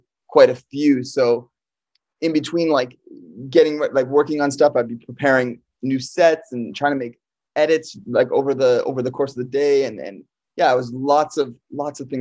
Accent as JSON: {"language": "English", "region": "Ontario", "country": "Canada", "tie": "born or raised there", "also_born_or_lived": "Hamilton / Brampton / Toronto", "said": "Toronto has been where I've also grown up. I grew up in Hamilton and then to Brampton and then to Toronto"}